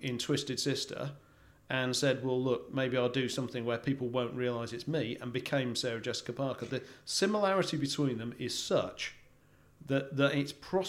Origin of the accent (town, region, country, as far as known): Australia